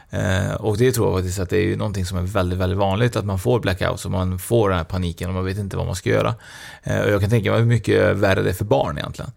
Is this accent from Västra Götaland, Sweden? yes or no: yes; Trollhättan, Västra Götaland, Sweden; jag är ju från Trollhättan nu